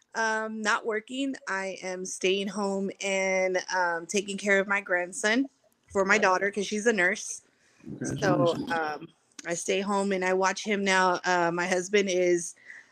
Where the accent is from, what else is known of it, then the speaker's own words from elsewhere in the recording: Texas, United States; I'm a Texas girl, so I'm here in Texas.